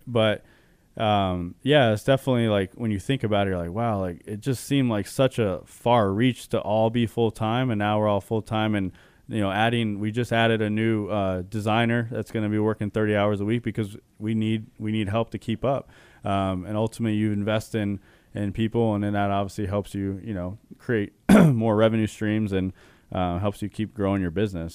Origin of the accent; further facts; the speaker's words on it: Chandler, Arizona, United States; I was born and raised in Arizona. Chandler specifically